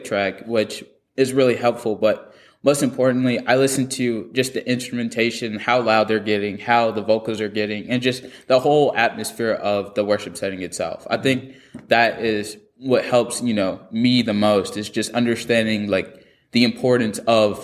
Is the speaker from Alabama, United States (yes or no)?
yes; Alabama, United States; also born or lived in California; I moved to Alabama from California